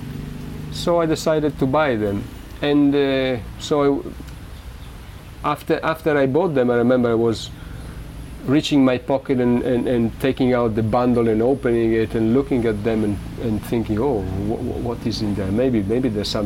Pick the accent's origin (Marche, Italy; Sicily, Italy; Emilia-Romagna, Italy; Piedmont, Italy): Emilia-Romagna, Italy; Modena; moved away; I am from Modena